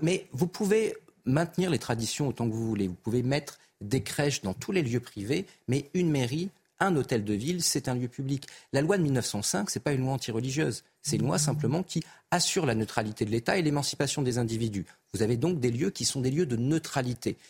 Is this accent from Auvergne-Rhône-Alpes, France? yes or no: yes; Clermont-Ferrand, Auvergne-Rhône-Alpes, France; je viens de Clermont-Ferrand et je viens des quartiers difficiles de Clermont-Ferrand